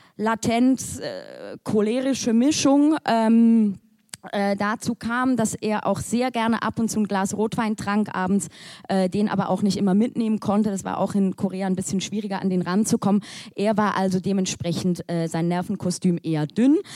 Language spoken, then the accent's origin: German; Switzerland; als Schweizerin oder halb Schweizerin